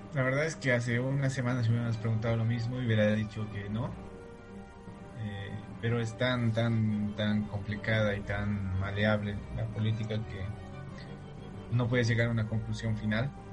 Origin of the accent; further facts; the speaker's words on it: Bolivia; como bolivianos